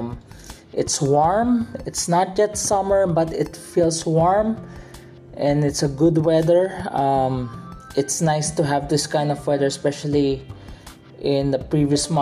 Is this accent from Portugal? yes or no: no; Philippines; my home country, Philippines